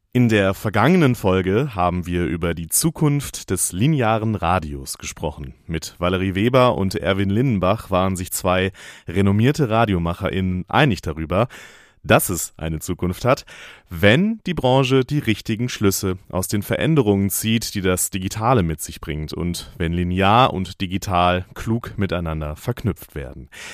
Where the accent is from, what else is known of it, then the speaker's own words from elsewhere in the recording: North Rhine-Westphalia, Germany; meine Kindheit in Nordrhein-Westfalen